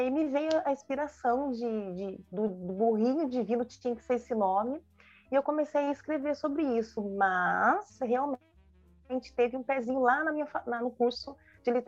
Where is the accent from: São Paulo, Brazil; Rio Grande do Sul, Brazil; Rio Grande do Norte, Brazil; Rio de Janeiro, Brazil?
São Paulo, Brazil; born there; now in Jacareí, Brazil; Eu sou nascida em São Paulo, mas eu moro há muitos anos na cidade de Jacareí, interior de São Paulo, aqui no Vale do Paraíba.